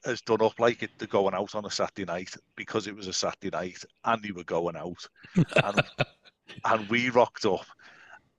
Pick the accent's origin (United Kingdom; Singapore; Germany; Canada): United Kingdom; England; we're all English